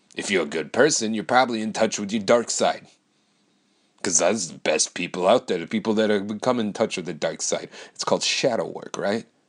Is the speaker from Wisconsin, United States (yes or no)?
yes; Wisconsin, United States; I moved back to my hometown